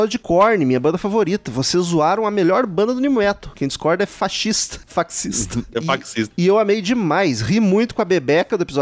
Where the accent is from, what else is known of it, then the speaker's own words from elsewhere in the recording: Recife, Pernambuco, Brazil; tenho 36 anos, sou de Recife.